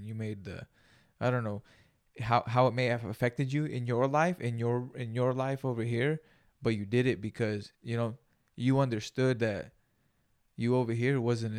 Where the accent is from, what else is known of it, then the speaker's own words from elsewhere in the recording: Greenfield, California, United States; We grew up in Greenfield, dude. It's a little farm town too, so.